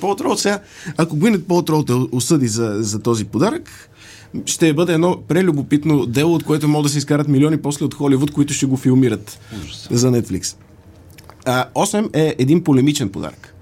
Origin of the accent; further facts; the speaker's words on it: Sofia, Sofia City, Bulgaria; Аз съм софиянец, софиянчанин или софиянлия?